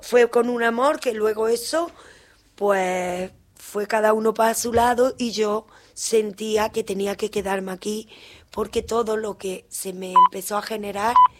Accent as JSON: {"language": "Spanish", "town": "Córdoba", "region": "Andalusia", "country": "Spain", "tie": "born or raised there", "also_born_or_lived": "Seville", "moved": "as an adult", "lives_now": "Argentina", "said": "Nací en Andalucía, en Córdoba"}